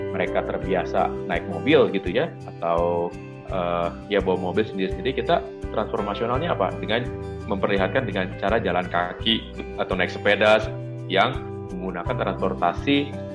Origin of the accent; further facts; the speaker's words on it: Jakarta, Indonesia; moved away as an adult; also born or lived in Sukabumi; saya kembali ke kota saya di Jakarta ini karena memang asal saya dari Jakarta